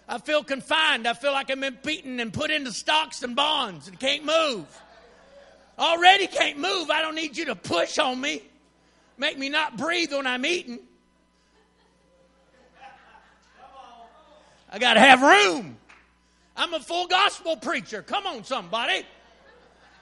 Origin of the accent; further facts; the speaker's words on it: Texas, United States; I'm from Texas